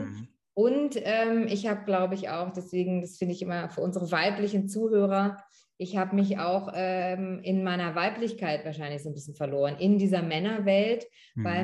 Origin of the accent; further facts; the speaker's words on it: Northern Germany, Germany; ich und meine Geschwister, wir sind äh, in Norddeutschland aufgewachsen und äh, zur Schule gegangen